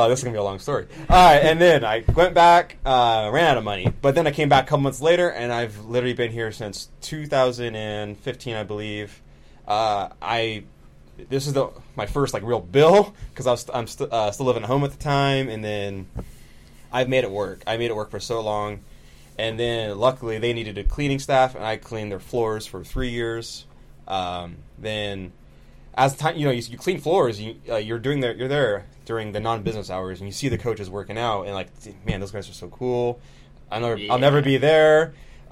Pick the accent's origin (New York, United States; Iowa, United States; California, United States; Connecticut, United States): California, United States; Rio Vista; I'm from Rio Vista